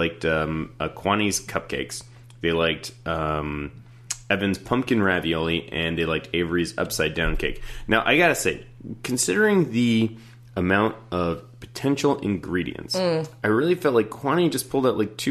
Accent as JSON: {"language": "English", "country": "Canada", "tie": "born or raised there", "said": "growing up in Canada"}